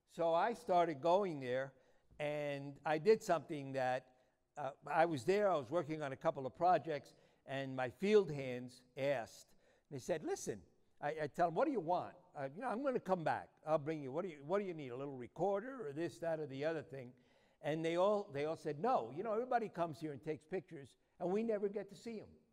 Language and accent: English; New York City, New York, United States; moved away as an adult; now in Arizona, United States; I was born in New York City, and if my accent doesn't give me away, it doesn't matter how long. I've been in Arizona for 37 years